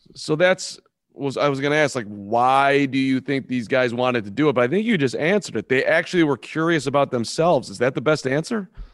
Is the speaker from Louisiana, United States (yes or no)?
no; Chicago, Illinois, United States; I'm from Chicago